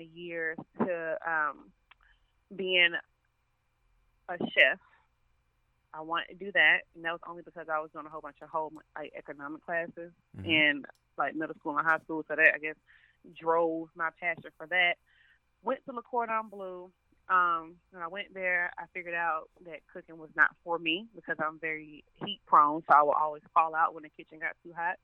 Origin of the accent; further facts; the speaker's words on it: Riverdale, Georgia, United States; also born or lived in Atlanta, Georgia; I am originally from the south side of Georgia. A lot of people think the south side is just College Park, but I'm actually from Riverdale